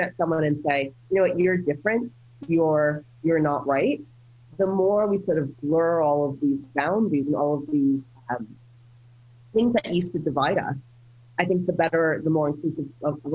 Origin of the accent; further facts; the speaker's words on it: United States; I'm an American citizen, I grew up in the US